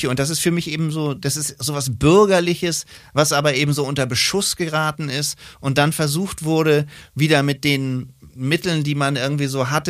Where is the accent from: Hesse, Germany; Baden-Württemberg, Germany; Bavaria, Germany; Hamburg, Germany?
Hamburg, Germany; Ich bin Hamburger, ja.